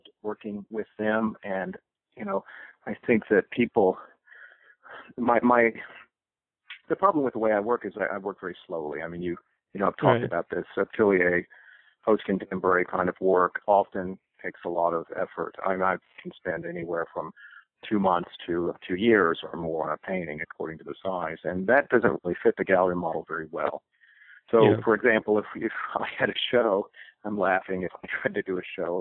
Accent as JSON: {"language": "English", "region": "East Texas", "country": "United States", "tie": "born or raised there", "also_born_or_lived": "Boston, Massachusetts / Amherst, Massachusetts", "moved": "yes", "said": "I had grown up in East Texas and kind of felt my leaving Texas was permanent."}